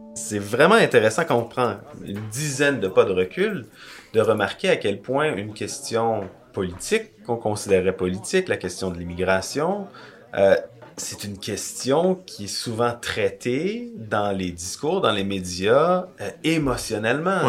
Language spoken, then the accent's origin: French; Quebec, Canada; au Québec où on n'a pas la même, euh, la même histoire